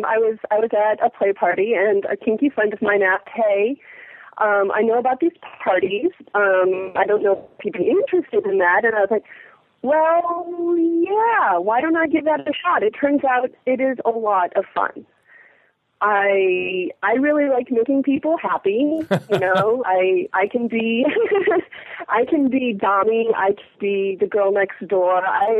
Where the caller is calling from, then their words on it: East Coast, United States; I'm calling from the East Coast.